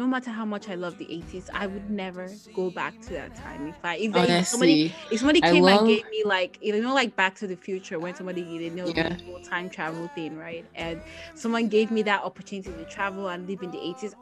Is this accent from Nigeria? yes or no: yes; Nigeria; moved away; growing up in Nigeria